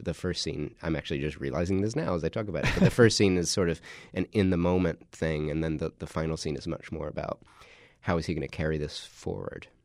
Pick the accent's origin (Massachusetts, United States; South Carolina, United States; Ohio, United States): South Carolina, United States; My dad's a, a Southern Baptist minister in South Carolina, so I grew up in the Carolinas